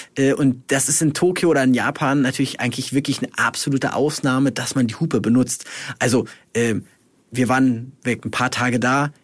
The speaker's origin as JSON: {"language": "German", "country": "Germany", "said": "hier bei uns in Deutschland"}